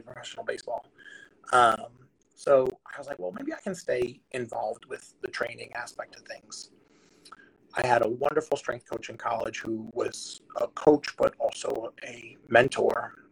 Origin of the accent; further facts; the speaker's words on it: New Jersey, United States; I grew up in New Jersey